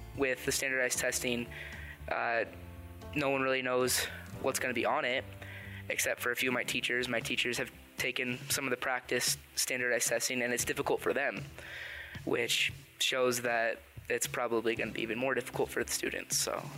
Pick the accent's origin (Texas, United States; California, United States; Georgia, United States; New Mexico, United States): New Mexico, United States; Peñasco; I'm from Peñasco, which is up north.